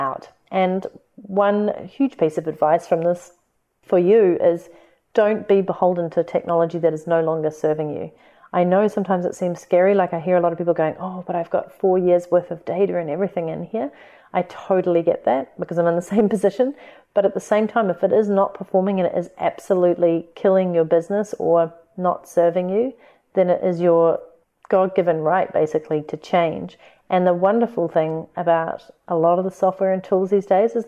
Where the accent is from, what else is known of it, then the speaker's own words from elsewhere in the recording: New Zealand; accent: Kiwi; my Kiwi accent